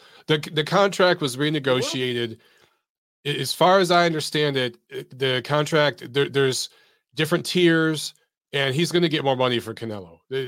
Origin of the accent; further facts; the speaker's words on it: United States; as an American